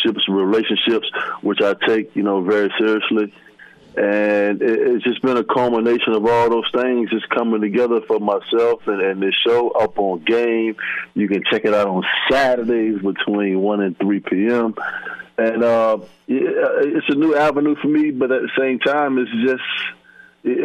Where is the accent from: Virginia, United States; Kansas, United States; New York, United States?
Virginia, United States; Virginia Beach; when I was growing up in Virginia Beach, Virginia.